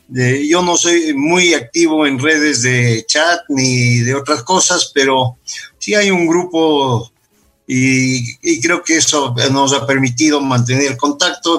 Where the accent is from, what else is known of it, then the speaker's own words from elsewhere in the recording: Quito, Pichincha, Ecuador; Yo soy nacido en Quito. Mis padres eh, fueron eh, emigrantes europeos por razón de la Segunda Guerra Mundial y, y, se conocieron acá. Entonces, yo nací en el año 48 del siglo pasado aquí en Quito.